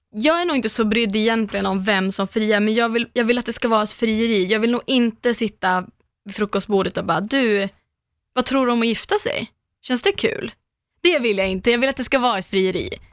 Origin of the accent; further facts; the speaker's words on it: Umeå, Västerbotten County, Sweden; moved away; alla gånger jag varit hemma i Umeå